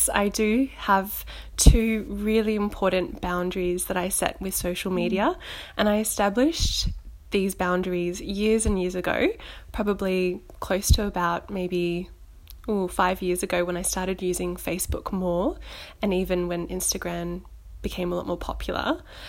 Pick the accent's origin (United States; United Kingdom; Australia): Australia; Gold Coast, Queensland; moved away as an adult; now in Melbourne, Australia; I came from Queensland down to Melbourne 2 years ago, and so it's a good way for me to keep updated with what's going back home on the Gold Coast